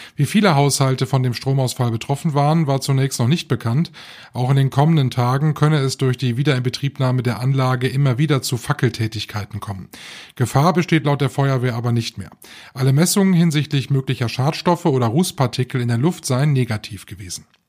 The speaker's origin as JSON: {"language": "German", "region": "North Rhine-Westphalia", "country": "Germany", "said": "bei uns in Nordrhein-Westfalen"}